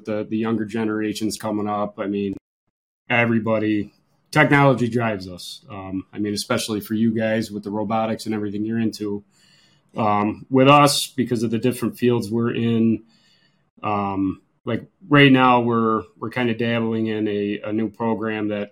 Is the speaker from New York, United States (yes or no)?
yes; Lyons, New York, United States; So I grew up in Lyons, New York, right here in Wayne County. I still live in Lyons